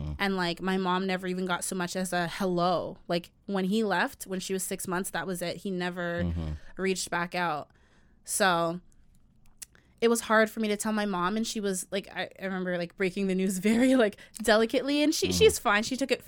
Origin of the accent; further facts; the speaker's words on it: Jamaica; And y'all wonder why I say I don't want to date a Jamaican man, even though I'm Jamaican.